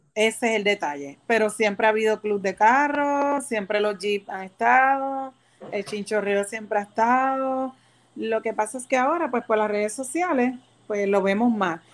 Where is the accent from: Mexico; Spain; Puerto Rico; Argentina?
Puerto Rico; San Juan; Soy de San Juan, nacida y criada